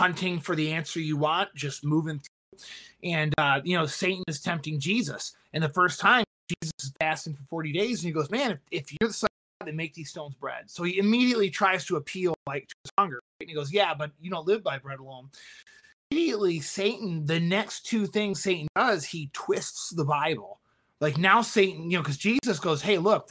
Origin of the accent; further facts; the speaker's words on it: Michigan, United States; moved away as an adult; now in Boston, United States; I'm from Michigan